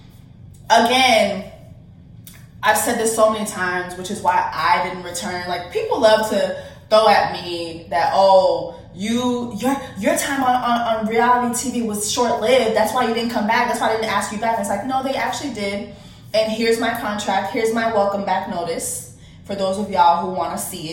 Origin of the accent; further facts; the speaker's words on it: Miami-Dade County, Florida, United States; I'm from Miami-Dade County